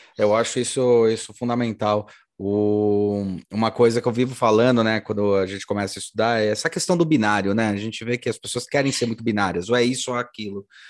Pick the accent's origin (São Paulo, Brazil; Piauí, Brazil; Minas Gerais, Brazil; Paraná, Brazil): São Paulo, Brazil; eu nasci em São Paulo, eu gosto muito daqui